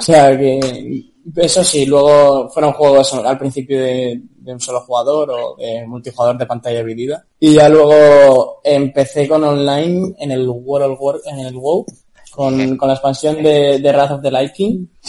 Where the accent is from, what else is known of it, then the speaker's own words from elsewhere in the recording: León, Castile and León, Spain; moved away; yo soy de León